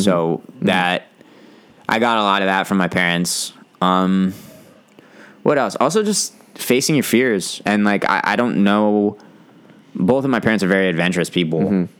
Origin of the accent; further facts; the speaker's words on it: California, United States; It was awesome.